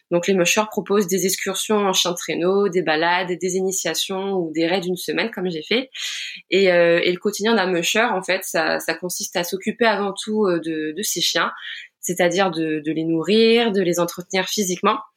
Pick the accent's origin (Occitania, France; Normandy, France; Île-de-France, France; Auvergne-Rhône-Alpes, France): Normandy, France; Rouen; j'ai 29 ans, je viens de Rouen en Normandie